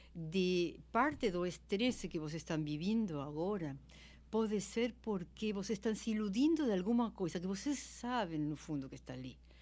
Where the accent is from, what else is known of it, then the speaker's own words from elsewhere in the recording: Argentina; Portuguese is a second language; moved away as an adult; now in Brazil; eu sou argentina, mas eu sou brasileira naturalizada, moro aqui há 20 anos.